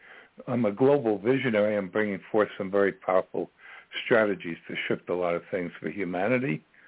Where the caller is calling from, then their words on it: Virginia, United States; I'm calling from Virginia.